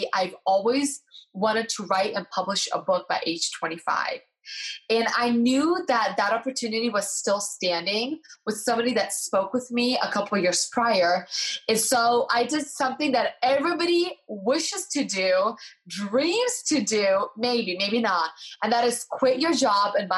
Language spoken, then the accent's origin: English; United States; also born or lived in Eastern Europe; I was born in Eastern Europe. I came to America. I was 5 years old.